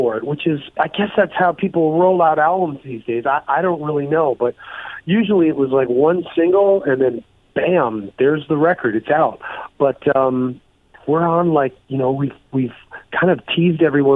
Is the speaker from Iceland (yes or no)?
no; Toronto, Ontario, Canada; Toronto, my hometown